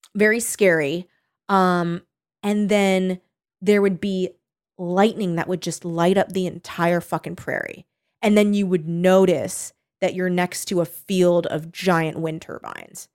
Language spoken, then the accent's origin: English; California, United States; I'm a California kid